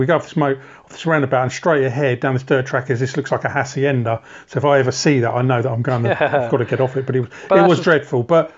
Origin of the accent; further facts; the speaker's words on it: United Kingdom; And as a Brit, I just didn't want, it sounds odd, I didn't want to go to a bar that was going to be full of Brits.